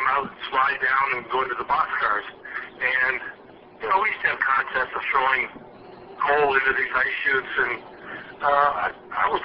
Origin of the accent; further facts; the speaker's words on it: Ontario, Canada; moved away as an adult; I was raised in Ontario, went to all the schools that were available to me